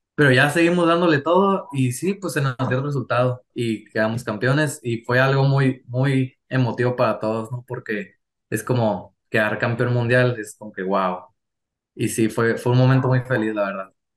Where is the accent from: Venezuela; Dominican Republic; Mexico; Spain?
Mexico; also born or lived in California, United States / Tijuana; yo nací en Estados Unidos, pero pues mis papás y mi mamá, todos son mexicanos, así que sí. Y llevo toda mi vida viviendo aquí en México